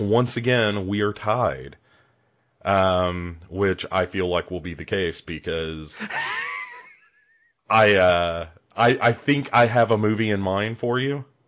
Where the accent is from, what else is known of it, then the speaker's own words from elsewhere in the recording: United States; I'm an American